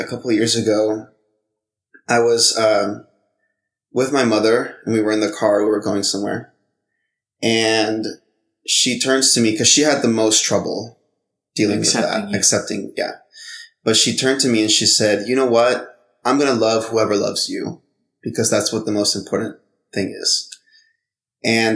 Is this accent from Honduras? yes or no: yes; Honduras; I'm from Honduras.